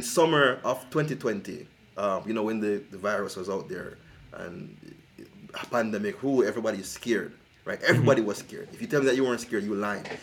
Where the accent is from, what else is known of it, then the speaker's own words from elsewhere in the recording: Jamaica; moved away; I'm originally from Jamaica